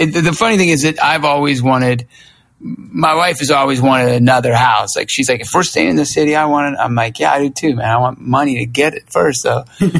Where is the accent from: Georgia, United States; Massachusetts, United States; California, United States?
Georgia, United States; Lawrenceville; moved away as an adult; also born or lived in Myrtle Beach, South Carolina; when I grew up in Lawrenceville, Georgia